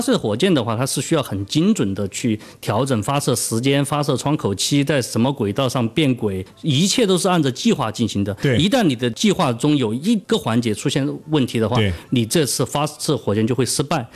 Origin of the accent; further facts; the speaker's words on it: Chongqing, China; 我到朝天门的嗯，是，是。这些批发市场啊，当时做电器批发嘛，我就去朝天门的那些电子市场啊，去采购